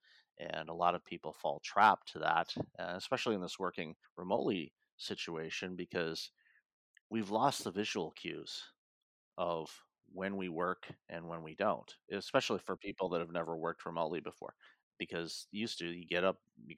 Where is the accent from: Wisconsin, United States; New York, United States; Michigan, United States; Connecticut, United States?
Michigan, United States; Detroit; moved away; also born or lived in Toronto; growing up in Detroit